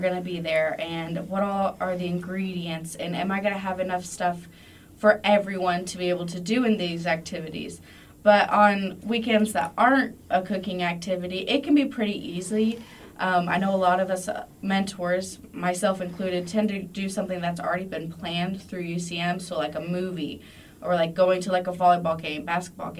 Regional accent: Monroe, United States; moved away; my hometown, Monroe

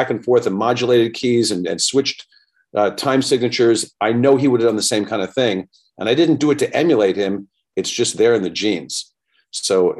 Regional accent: New York, United States; moved away; also born or lived in Westchester County, New York / Beverly Hills, California; growing up in New York at that time

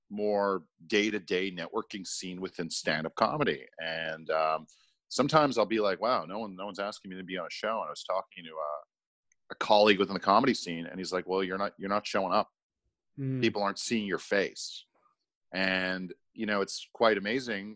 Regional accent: Montreal, Quebec, Canada; moved away; also born or lived in Toronto; I'm from Montreal originally, and I was working in Toronto.

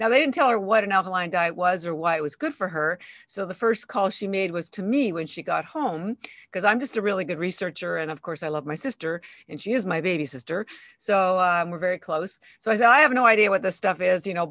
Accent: Canada; moved away as an adult; now in Boston, United States; I'm actually Canadian. I've lived in Boston 33 years

